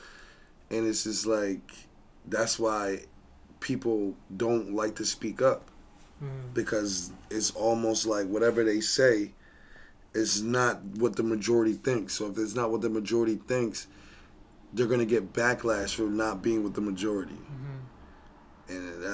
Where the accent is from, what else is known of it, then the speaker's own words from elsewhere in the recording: New Jersey, United States; I grew up in New Jersey